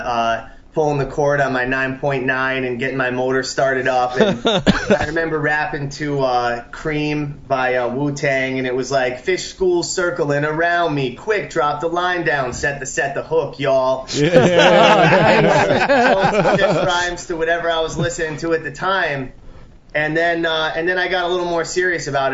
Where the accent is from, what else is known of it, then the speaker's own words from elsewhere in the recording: New Haven, Connecticut, United States; Connecticut. I grew up on Long Island Sound. That's my home water. New Haven area